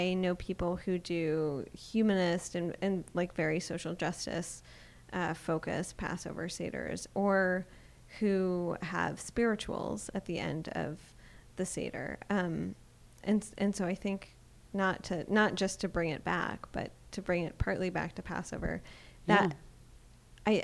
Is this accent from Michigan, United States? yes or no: yes; Detroit, Michigan, United States; growing up in Detroit